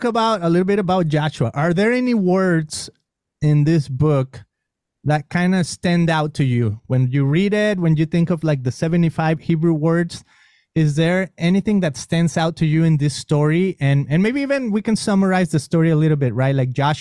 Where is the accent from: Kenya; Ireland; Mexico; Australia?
Mexico; accent: Mexican; first language Spanish; English is a second language; moved away; growing up in Mexico, of course, my accent, I mean, I spoke Spanish